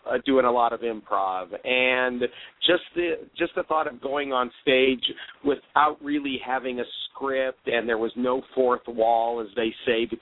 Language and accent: English; Cleveland, Ohio, United States; moved away as an adult; also born or lived in Cincinnati, Ohio; now in New York City, United States; I grew up in Ohio. I'm from Cleveland, Ohio